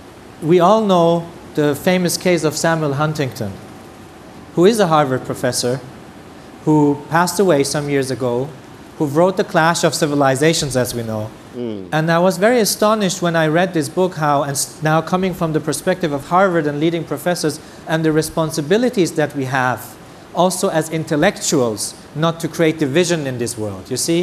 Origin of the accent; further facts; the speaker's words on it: Germany; I come from the German tradition, I love Germany. I am really proud of my country that has accepted 1 million refugees.